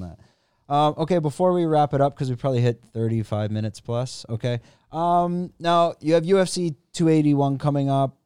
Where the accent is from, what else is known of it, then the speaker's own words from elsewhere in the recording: Canada; now in Thailand; I'm from Canada